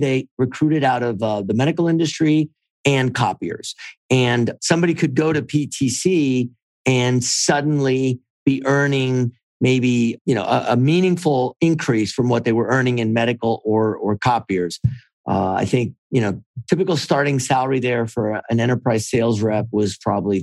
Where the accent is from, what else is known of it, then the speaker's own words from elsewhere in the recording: Miami, Florida, United States; moved away as an adult; also born or lived in Alabama; I grew up in Miami, went to college in Miami, and then in Alabama before stumbling into tech